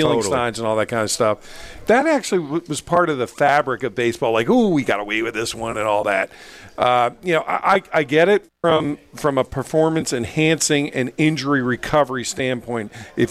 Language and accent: English; Philadelphia, Pennsylvania, United States; I grew up in Philadelphia.